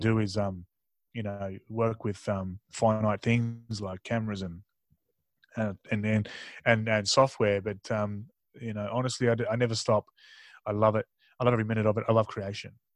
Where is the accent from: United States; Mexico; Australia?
Australia; Tasmania; born or raised there; also born or lived in Mildura, Victoria / Darwin, Northern Territory